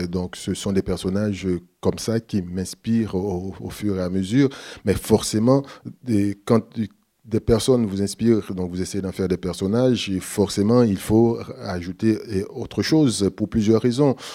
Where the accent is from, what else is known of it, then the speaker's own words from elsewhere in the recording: Haiti; je suis haïtien